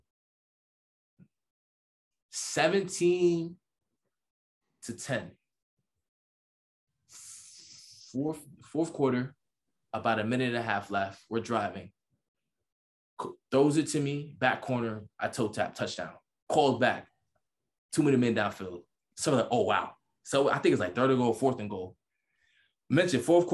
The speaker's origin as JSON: {"language": "English", "region": "New York", "country": "United States", "said": "I'm from New York. Everybody from New York know what that means. I'm from New York."}